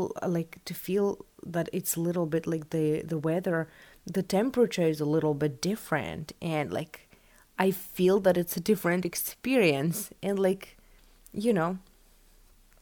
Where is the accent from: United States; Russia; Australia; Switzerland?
Russia; West Siberia; English is a second language; moved away; I am from Siberia, West Siberia